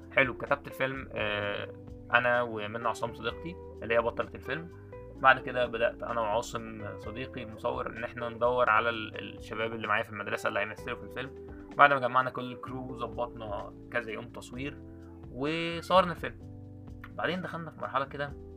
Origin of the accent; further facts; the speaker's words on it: Egypt; ان انا مصري